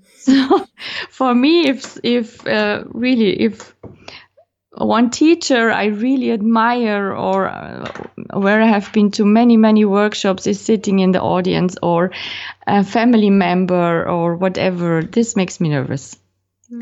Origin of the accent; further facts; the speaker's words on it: Austria; teaching uh, in Austria in my home country